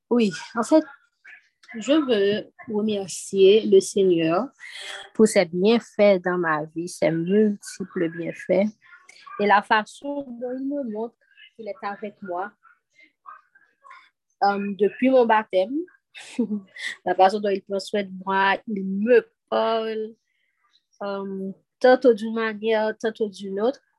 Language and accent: French; Haiti; Parce que je viens d'Haïti.